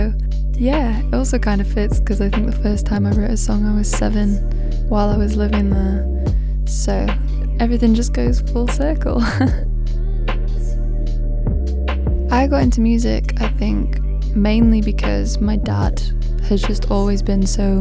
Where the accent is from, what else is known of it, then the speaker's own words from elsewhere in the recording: Leeds, Yorkshire and the Humber, United Kingdom; also born or lived in Spain; now in Manchester, United Kingdom; I was born in Leeds. I'm now based in Manchester. I'm half Mancunian